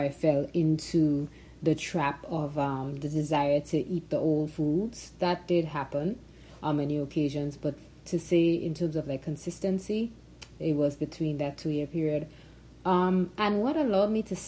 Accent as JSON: {"language": "English", "country": "Grenada", "tie": "born or raised there", "said": "I was born and raised in Grenada"}